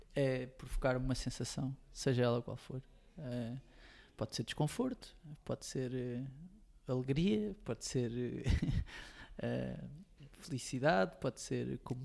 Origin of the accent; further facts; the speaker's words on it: Montijo, Setúbal, Portugal; Tenho a sorte de ter amigos do Montijo, de onde eu sou